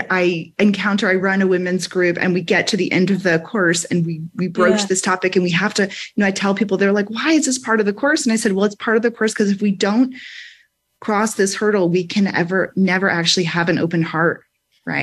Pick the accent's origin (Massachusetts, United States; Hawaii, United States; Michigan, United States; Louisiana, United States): Louisiana, United States; I'm from the South, I'm from Louisiana